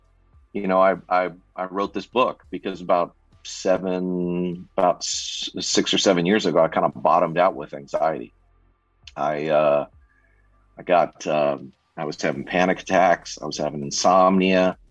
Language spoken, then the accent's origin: English; Southern California, United States; I was born and raised in Southern California